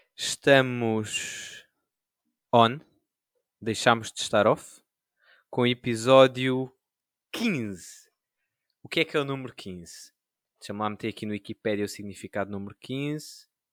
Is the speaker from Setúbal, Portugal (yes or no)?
no; Sintra, Lisbon, Portugal; sou de Sintra